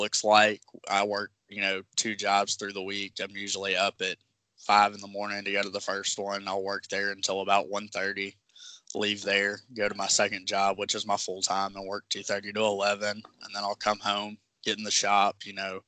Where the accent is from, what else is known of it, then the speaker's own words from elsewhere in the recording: Memphis, Tennessee, United States; I'm born and raised in Memphis, currently live here.